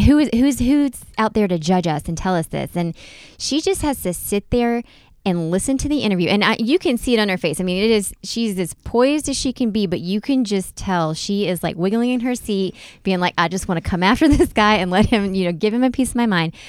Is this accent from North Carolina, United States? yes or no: yes; North Carolina, United States; I grew up in North Carolina.